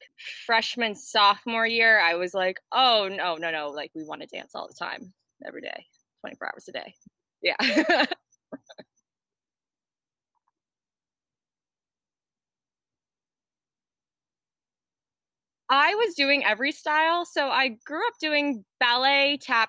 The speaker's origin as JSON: {"language": "English", "region": "Florida", "country": "United States", "tie": "born or raised there", "also_born_or_lived": "New Jersey", "said": "We moved to Florida when I was seven, eight"}